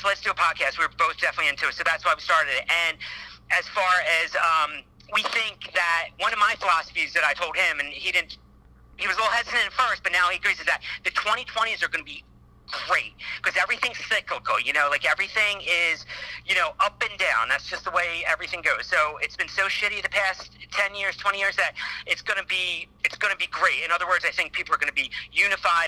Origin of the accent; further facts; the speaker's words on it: East Coast, United States; now in Los Angeles, United States; I live in LA. I'm from the East Coast